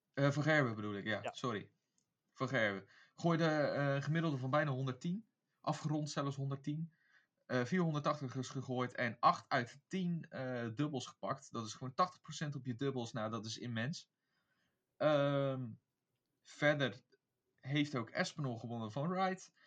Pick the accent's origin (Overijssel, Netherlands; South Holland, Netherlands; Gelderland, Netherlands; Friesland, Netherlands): South Holland, Netherlands; Beijerland; ik kom uit het Beierland